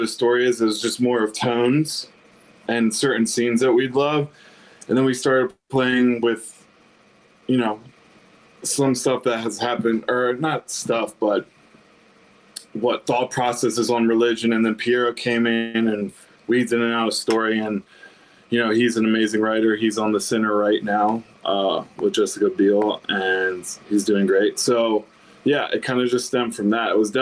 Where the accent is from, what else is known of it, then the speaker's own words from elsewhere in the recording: Pikesville, Maryland, United States; moved away as an adult; also born or lived in Ellicott City; now in Nashville, United States; we grew up in Pikesville.